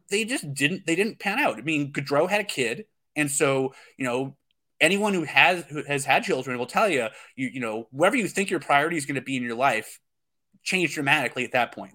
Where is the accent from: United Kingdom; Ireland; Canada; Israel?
Canada; Calgary, Alberta; I was born in Calgary